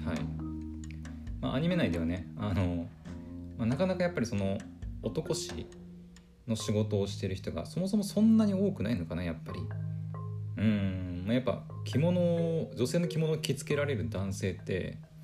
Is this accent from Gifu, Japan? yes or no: no; Aomori, Japan; 私ね青森出身なので出身というか青森の出身で青森の人間なので